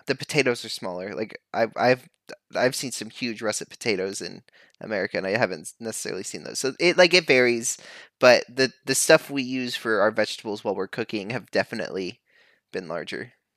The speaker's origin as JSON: {"language": "English", "region": "Texas", "country": "United States", "tie": "born or raised there", "accent": "Southern", "moved": "yes", "said": "it just felt like home growing up in Texas"}